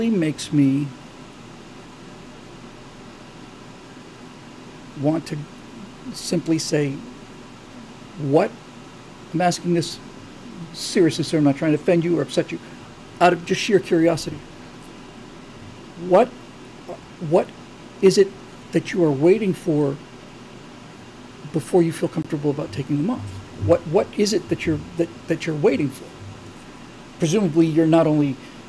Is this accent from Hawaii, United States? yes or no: no; South Florida, United States; moved away; I grew up in South Florida